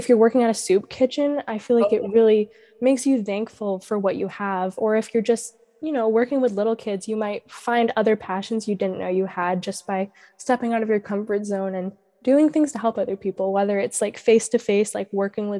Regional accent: Maine, United States; that's a beach that I've grown up going to because I've lived in the same small town my entire life

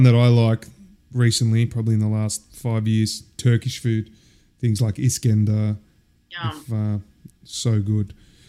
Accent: Melbourne, Victoria, Australia; moved away; … growing up in Oakley.

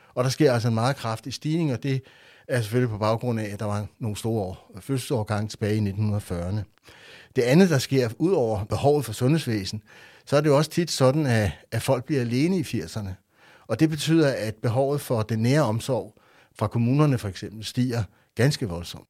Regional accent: Rødovre, Capital Region of Denmark, Denmark; Jeg voksede op i Rødovre

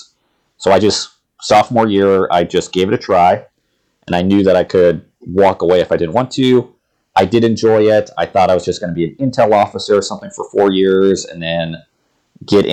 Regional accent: Ohio, United States; moved away as an adult; where I grew up in Ohio

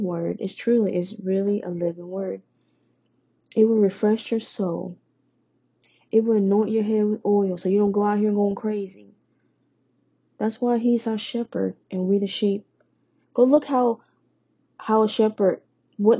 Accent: Vietnam; moved away; I was born in Vietnam. I am Vietnamese

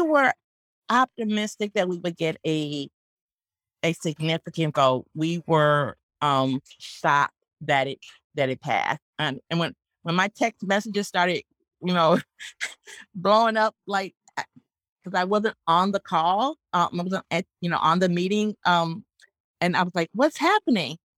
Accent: Northwest Indiana, United States; growing up in Northwest Indiana

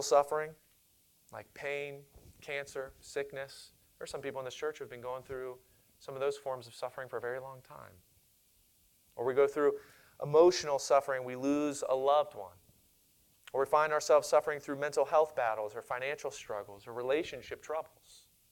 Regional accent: Monrovia, Maryland, United States; I grew up in Monrovia, Maryland, and in my hometown, we had at that time a population of less than 1,000 people.

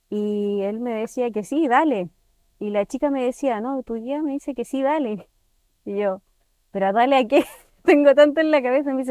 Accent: Santiago, Santiago Metropolitan Region, Chile; moved away as an adult; now in Pucón, Chile; Sí, yo ah, vengo de Santiago.

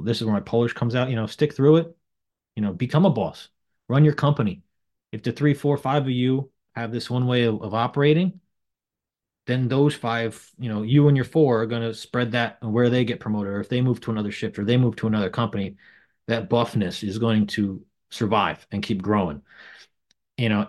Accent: Sloatsburg, New York, United States; also born or lived in Suffern, New York; I grew up on top of a body shop in Sloatsburg

